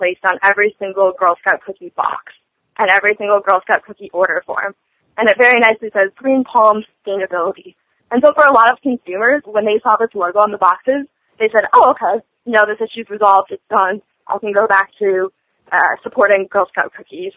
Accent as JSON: {"language": "English", "region": "Michigan", "country": "United States", "said": "we're from Michigan"}